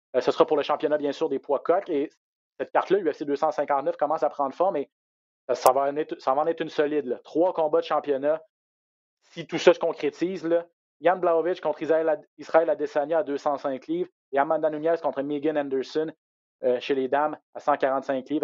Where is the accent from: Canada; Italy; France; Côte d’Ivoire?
Canada; Quebec; chez nous au Québec